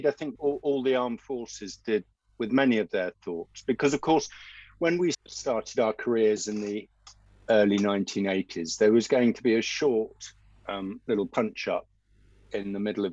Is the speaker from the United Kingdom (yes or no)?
yes; England, United Kingdom; an Englishman